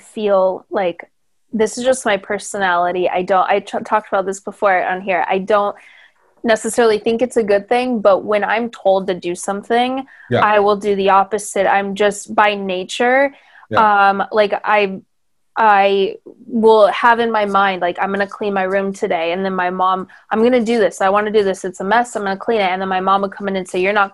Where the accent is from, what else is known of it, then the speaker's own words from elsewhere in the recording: near San Diego, Southern California, United States; now in Los Angeles, United States; I grew up in Southern California, but near San Diego